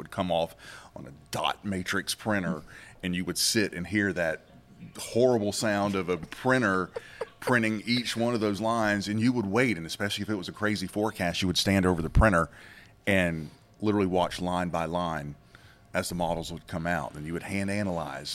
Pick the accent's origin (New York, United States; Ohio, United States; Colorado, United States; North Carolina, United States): North Carolina, United States; Charlotte; moved away; I was born and raised in Charlotte